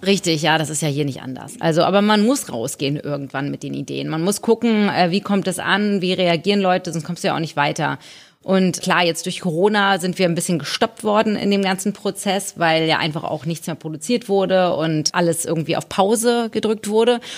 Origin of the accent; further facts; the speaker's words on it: Hamburg, Germany; ich bin in Hamburg geboren